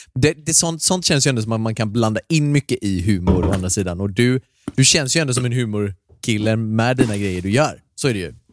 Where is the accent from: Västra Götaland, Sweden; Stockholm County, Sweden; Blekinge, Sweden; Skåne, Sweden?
Västra Götaland, Sweden; Gothenburg; Jag är ju göteborgare